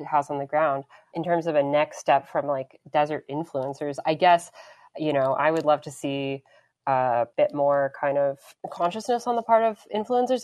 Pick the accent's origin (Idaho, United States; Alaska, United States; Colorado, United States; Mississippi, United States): Colorado, United States; Denver; moved away; growing up in Denver